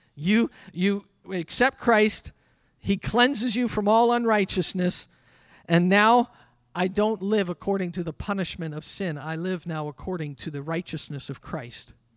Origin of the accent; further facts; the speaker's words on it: Canada; I'm a Canadian